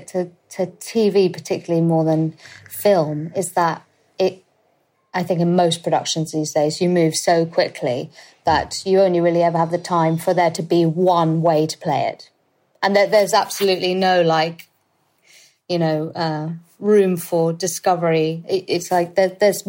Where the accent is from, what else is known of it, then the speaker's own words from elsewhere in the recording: London, United Kingdom; I'm currently living with my husband at my parents' house, in the house that I grew up